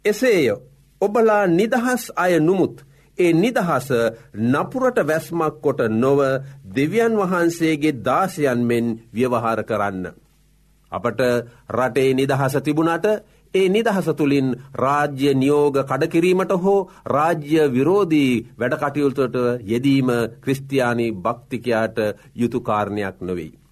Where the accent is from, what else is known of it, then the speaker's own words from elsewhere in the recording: Sri Lanka; අප උපන් රට අපි මැරෙන රට ශ්‍රී ලංකාවයි.